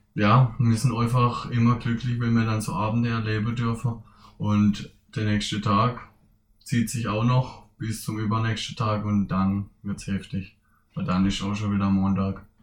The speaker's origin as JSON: {"language": "German", "town": "Königsbach", "region": "Baden-Württemberg", "country": "Germany", "tie": "born or raised there", "also_born_or_lived": "Ersingen", "said": "klar bin ich aus Königsbach, aber inzwischen bin ich auch Ersinger"}